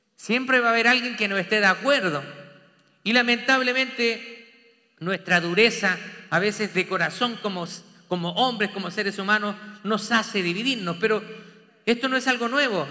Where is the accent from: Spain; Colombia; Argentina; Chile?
Chile; moved away as an adult; now in Texas, United States; yo soy de Chile